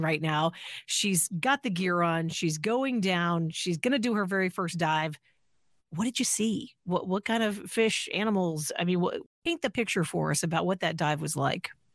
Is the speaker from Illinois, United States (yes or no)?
yes; Illinois, United States; moved away; I'm from Illinois originally